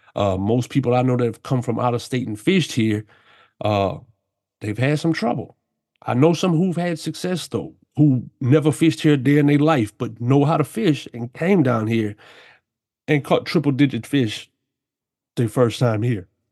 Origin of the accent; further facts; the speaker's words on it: South Louisiana, United States; I grew up down here in South Louisiana my whole life.